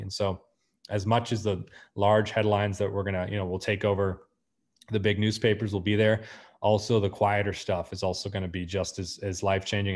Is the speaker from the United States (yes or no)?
yes; United States; moved away; also born or lived in Argentina; being an American in Argentina